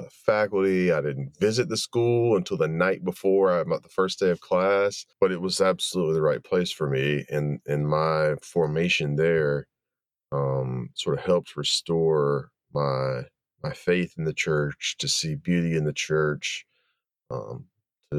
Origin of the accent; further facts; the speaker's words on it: Wilmington, North Carolina, United States; also born or lived in Chapel Hill, North Carolina; I grew up in Wilmington, North Carolina, which is on the coast of North Carolina